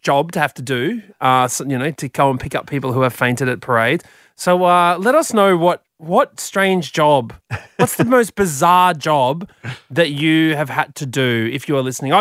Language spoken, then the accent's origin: English; Brisbane, Queensland, Australia; moved away as an adult; now in Sydney, Australia; growing up in Brisbane